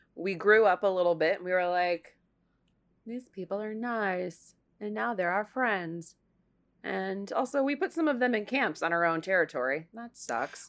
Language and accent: English; Toledo, Ohio, United States; I grew up in Toledo, which is a car town